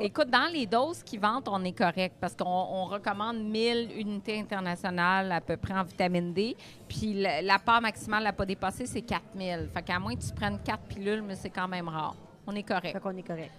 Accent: Gatineau, Quebec, Canada; moved away as an adult; now in Montreal, Canada; je viens de l'Outaouais, j'adore la région. Honnêtement, je serais restée là-bas

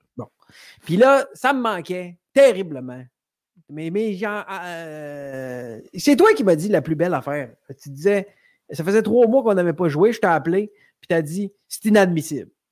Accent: Rimouski, Quebec, Canada; also born or lived in Sainte-Anne-des-Monts, Gaspésie; C'est vrai que je viens de la Gaspésie, mais après ça, j'ai habité dans le Bas-Saint-Laurent, moi, un peu plus longtemps, à Rimouski. Ah, fait que j'ai été en Gaspésie jusqu'à euh, au début du primaire. après ça, j'ai passé mon primaire à Rimouski euh, au complet.

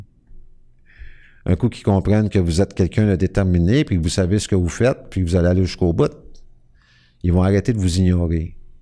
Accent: Quebec, Canada; je suis un Québécois

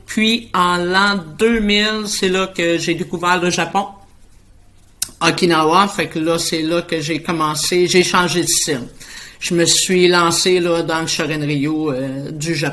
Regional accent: Boisbriand, Quebec, Canada; je suis de la rive nord de Montréal. Je suis située à Boisbriand

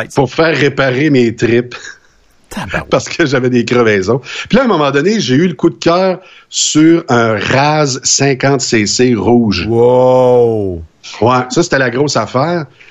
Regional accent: Saint-Fortunat, Quebec, Canada; jusqu'à l'âge de sept ans chez nous à Saint-Fortuna

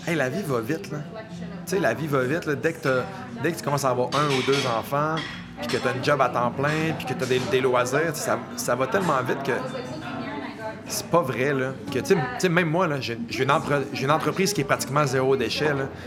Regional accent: Montreal, Quebec, Canada; Marc et moi, on vient de la région de Montréal.

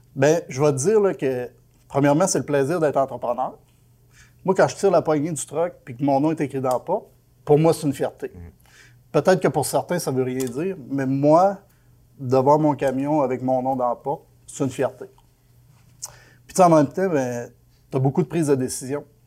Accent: Quebec, Canada; moi je viens du Lac-Saint-Jean

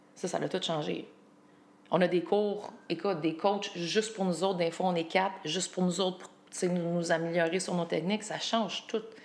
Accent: Quebec, Canada; moved away as an adult; ça fait un petit bout de temps que j'étais partie du Québec

